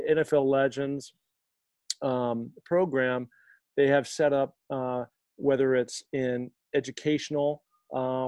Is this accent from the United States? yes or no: yes; Seattle, Washington, United States; I grew up in Seattle, Washington, rainy all the time